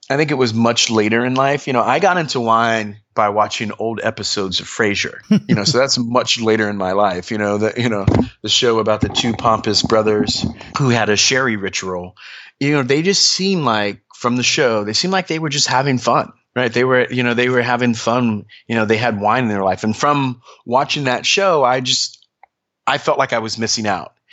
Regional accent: Trenton, New Jersey, United States; born there; I grew up kind of all over. I was born in Trenton, New Jersey and um, my mom was uh, in the army, and we kind of traveled all over. We lived overseas

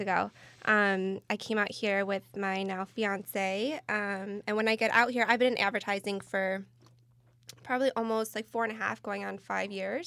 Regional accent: Michigan, United States; moved away as an adult; now in California, United States; born and raised in the Midwest, originally from Michigan

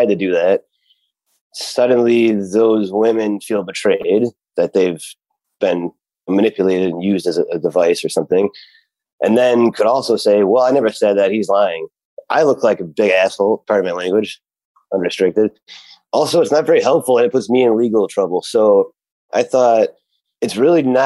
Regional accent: Cleveland, Ohio, United States; now in Hollywood, United States; my hometown festival, I used to be an intern

